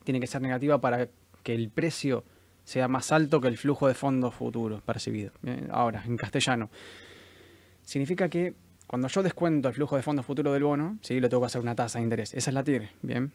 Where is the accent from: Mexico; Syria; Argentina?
Argentina; Estamos acostumbrados como, como argentinos a ganar en pesos